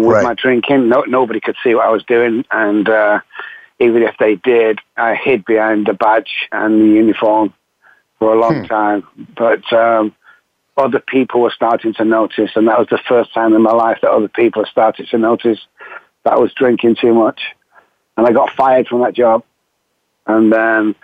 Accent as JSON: {"language": "English", "town": "Manchester", "region": "North West England", "country": "United Kingdom", "tie": "born or raised there", "accent": "Manchester", "said": "I'm from Manchester in the United Kingdom"}